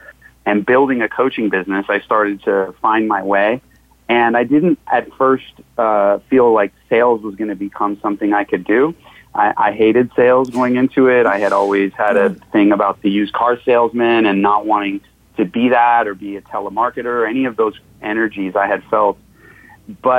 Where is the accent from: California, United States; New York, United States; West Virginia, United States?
California, United States; Los Angeles; now in San Diego, United States; I grew up in Hollywood and Los Angeles